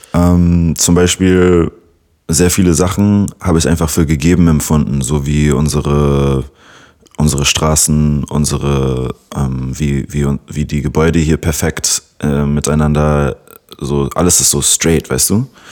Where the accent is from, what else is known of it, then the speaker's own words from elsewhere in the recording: Berlin, Germany; first language English; German is a second language; 96er Jahrgang und gebürtiger Berliner